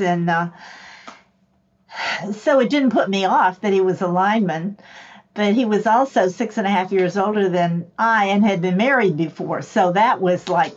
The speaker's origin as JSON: {"language": "English", "town": "Miami", "region": "Florida", "country": "United States", "tie": "born or raised there", "also_born_or_lived": "Palatka, Florida / Worcester, Massachusetts", "said": "they bought a house in Miami, and that's where I grew up"}